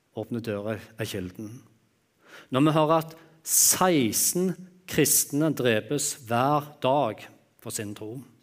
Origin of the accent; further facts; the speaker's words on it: Jæren, Rogaland, Norway; jeg er jærbu, og vi er vant å øse